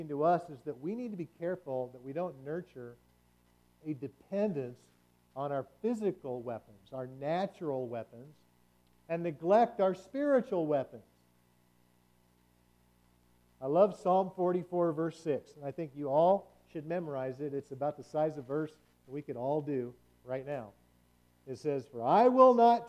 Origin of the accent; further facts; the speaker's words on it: United States; in America, as American believers